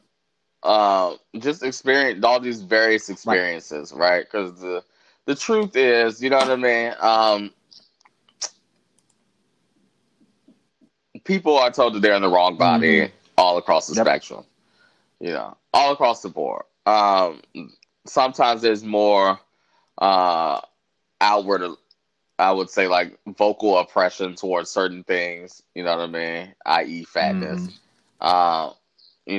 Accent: United States; I'm from the United States.

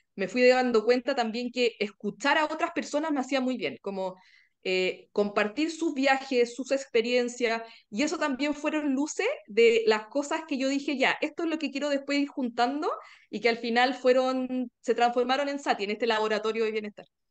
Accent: Chile; soy chilena

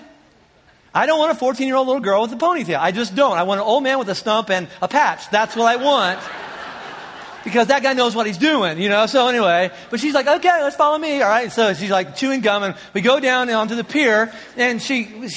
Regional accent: Indiana, United States; moved away; we were raised in Indiana, both of us

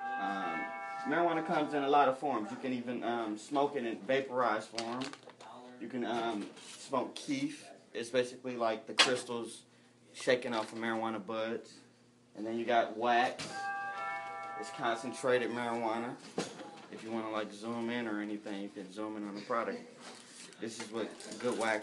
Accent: Detroit, Michigan, United States; moved away; also born or lived in Los Angeles, California / Pomona, California; I grew up in Detroit. I grew up on the east side of Detroit, Coney Gardens.

